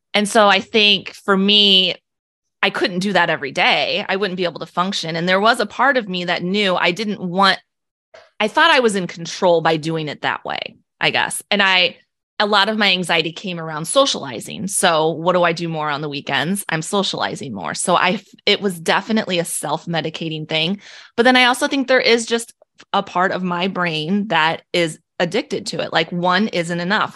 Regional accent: Illinois, United States; moved away as an adult; now in Omaha, United States; I was born and raised in Illinois

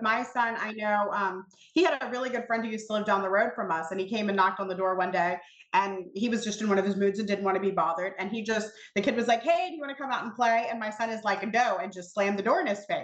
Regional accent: Colonial Beach, Virginia, United States; I'm from Colonial Beach, Virginia, which nobody knows who that is

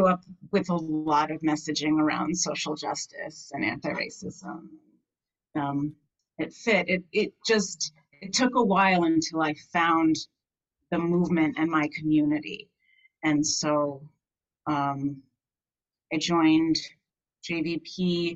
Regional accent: Amherst, Massachusetts, United States; I grew up in Amherst, Massachusetts

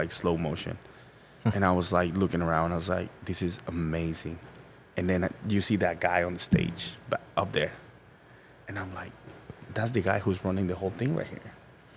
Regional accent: Guatemala; moved away as an adult; also born or lived in Tampa, Florida; now in Charleston, United States; I'm born in Guatemala, born and raised

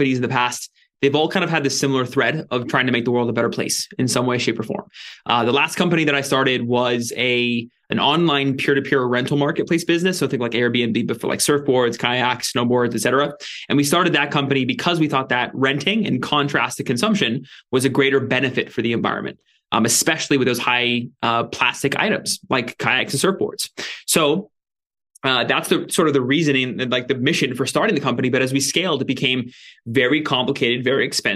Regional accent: Ventura, California, United States; also born or lived in San Francisco area; now in San Francisco, United States; I'm in Ventura, California, which is actually where I grew up

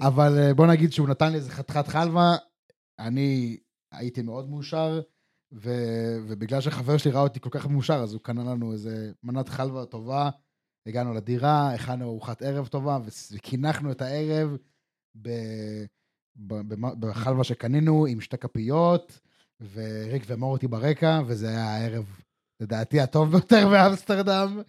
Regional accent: Israel; ישראלים שגדלנו בסופו של דבר על אה, שווארמה ופלאפל וסביח

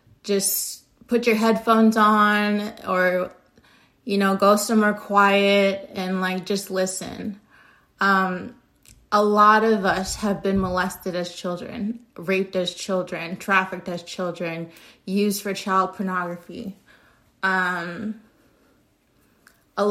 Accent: United States; I know I'm American

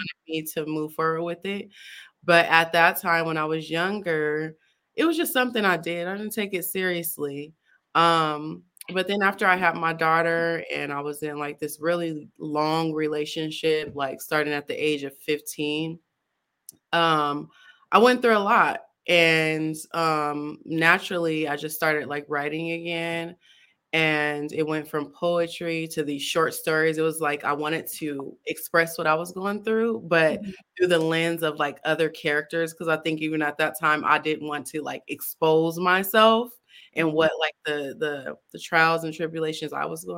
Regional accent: California, United States; moved away as an adult; now in Arizona, United States; I am actually from California. I've been back and forth between California and Arizona

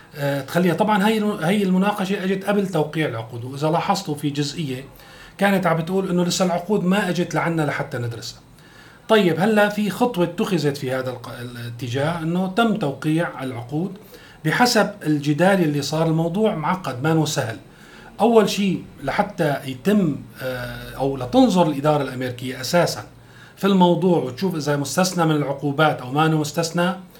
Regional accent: Syria; نحن كسوريين

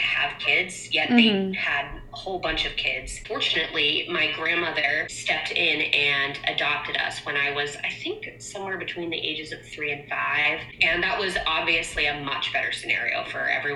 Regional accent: Portland, Maine, United States; moved away; I'm from Portland, Maine.

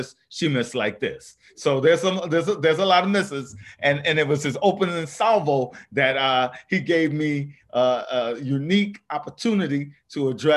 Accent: New York City, New York, United States; I grew up in the South Bronx

